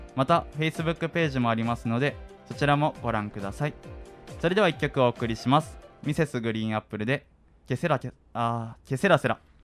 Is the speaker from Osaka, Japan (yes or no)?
yes; Osaka, Japan; 俺も大阪やから学校は雨の日とかは特に嫌かも